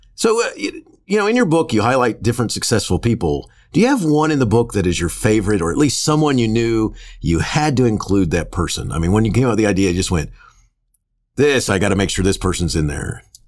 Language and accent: English; Florida, United States; I grew up in Florida